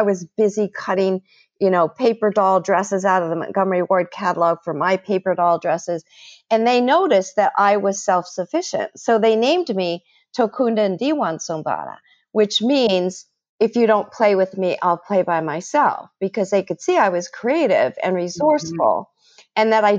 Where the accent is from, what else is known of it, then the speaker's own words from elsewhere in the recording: Ituri, DR Congo; When I was a little girl, I grew up in Africa. We were the first white people in the Belgian Congo's Ituri Forest.